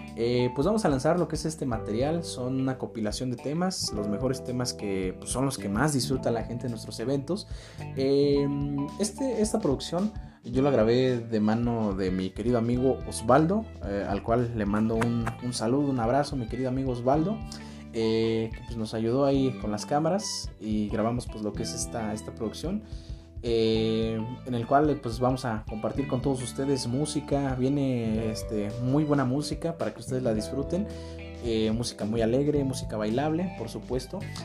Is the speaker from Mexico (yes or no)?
yes; Mexico; como mexicanos